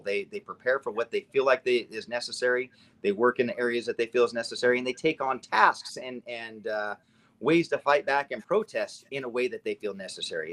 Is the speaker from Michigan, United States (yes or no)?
no; Nevada, United States; now in Redmond, United States; I grew up in Nevada. I had moved to Oregon